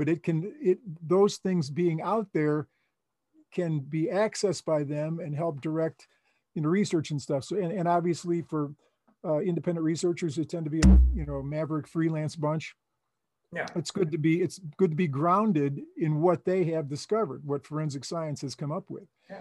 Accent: Chicago, Illinois, United States; moved away; I was from Chicago.

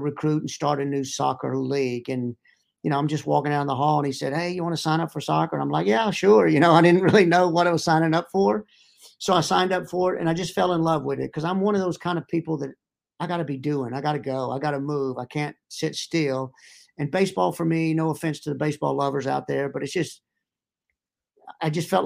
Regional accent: Irving, Texas, United States; moved away as an adult; now in Pittsburgh, United States; But I grew up in Irving, Texas

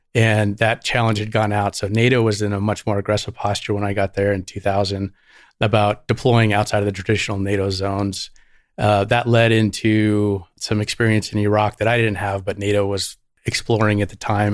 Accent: Santa Barbara, California, United States; born or raised there; also born or lived in Syracuse, New York

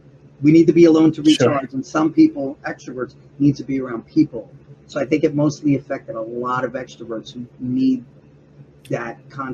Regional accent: Vineland, New Jersey, United States; also born or lived in Woodbridge, New Jersey; I was born and raised in Jersey.

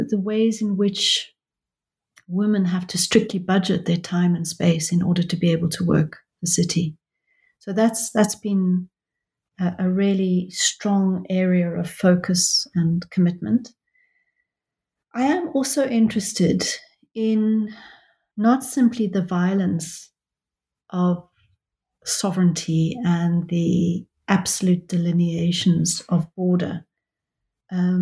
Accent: South Africa; now in London, United Kingdom; I am a South African who lives in London, and I've been desperate for a long time to go back to South Africa

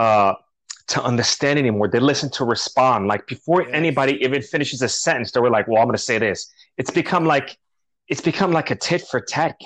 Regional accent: New York City, New York, United States; also born or lived in Colombia; now in California, United States; I grew up in New York and you know, we lived in Greenpoint, Queens, Bushwick

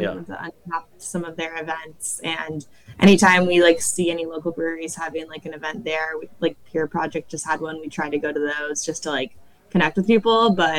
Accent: Northern California, United States; now in San Diego, United States; we're both from Northern California too.

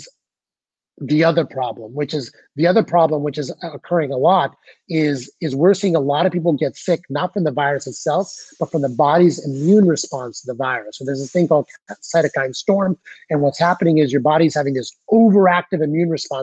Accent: United States

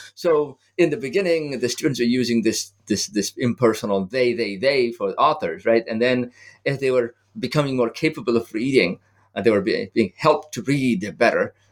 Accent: Nepal; moved away; Nepal, my home country

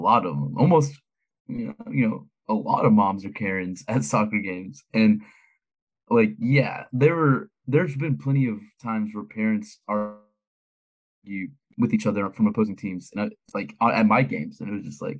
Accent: Beaumont, Texas, United States; I grew up in it's this town outside of Houston, right outside of Houston. It's called Beaumont.

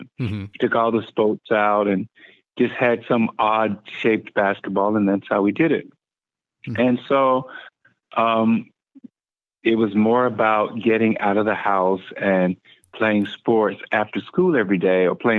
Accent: Anderson, South Carolina, United States; accent: heavy Southern; moved away; originally I am from Anderson, South Carolina, and it's a little small town. Kind of grew up in a farm, rural environment

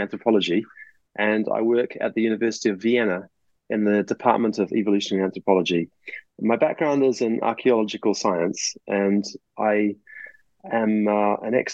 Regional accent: New Zealand; moved away; my home country of New Zealand

